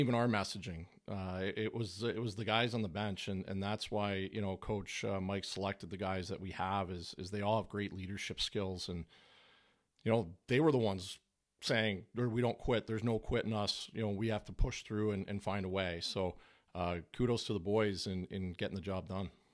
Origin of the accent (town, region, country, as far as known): Canada